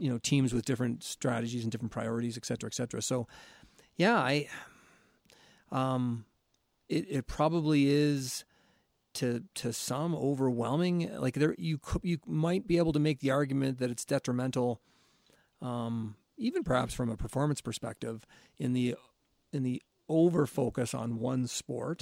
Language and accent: English; St. Catharines, Ontario, Canada; growing up in the South of Saint Catharines